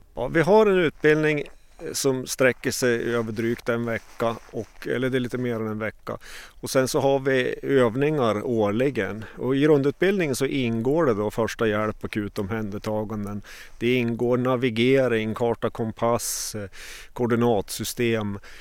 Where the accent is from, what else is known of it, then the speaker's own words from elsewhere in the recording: Åre, Jämtland, Sweden; jag är eh, född och uppvuxen i Åre, bor kvar här en mil utanför.